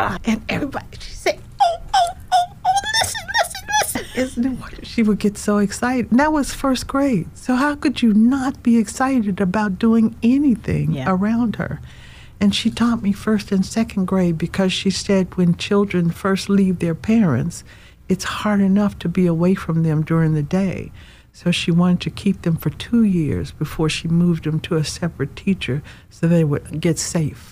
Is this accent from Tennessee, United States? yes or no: yes; Nashville, Tennessee, United States; I am a country girl, like you said, from Nashville, Tennessee